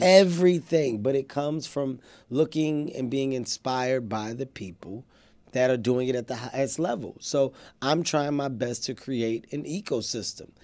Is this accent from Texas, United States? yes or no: no; Philadelphia, Pennsylvania, United States; I come from North Philadelphia. Uh, I'm an inner city kid.